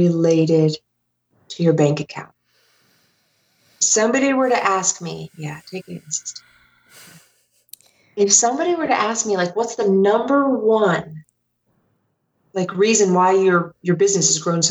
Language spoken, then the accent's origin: English; Ohio, United States; moved away as an adult; also born or lived in Denver, Colorado; I grew up in Ohio, and like most Midwesterners